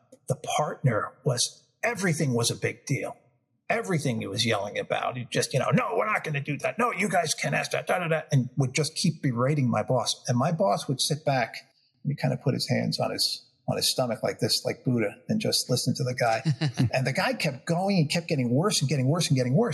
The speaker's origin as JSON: {"language": "English", "region": "New York", "country": "United States", "tie": "born or raised there", "said": "I'm from New York, so I have, you know, grew up with kind of a quick fuse on things"}